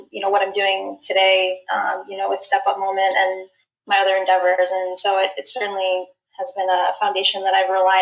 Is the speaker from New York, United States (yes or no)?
yes; Albany, New York, United States; now in Syracuse, United States; I grew up in the Albany, New York area, and I currently live in Syracuse